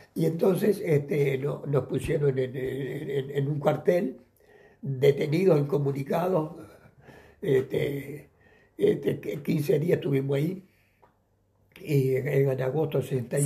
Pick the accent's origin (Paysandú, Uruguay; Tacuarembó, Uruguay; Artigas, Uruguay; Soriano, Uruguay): Soriano, Uruguay; Mercedes; moved away as an adult; yo nací en Uruguay el, el, 2 de julio de 1933, este, en, en, en una ciudad que se llama Mercedes, el capital del departamento soriano y allí, bueno, viví mi infancia en la campaña